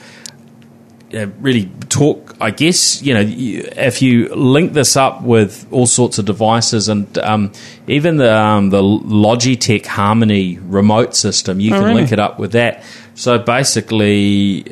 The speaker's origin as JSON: {"language": "English", "country": "New Zealand", "said": "as a Kiwi"}